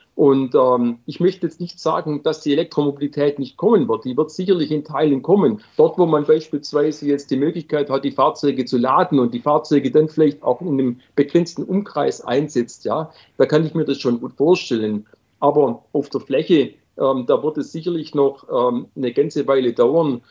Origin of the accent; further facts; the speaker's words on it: Swabia, Germany; ich bin Schwabe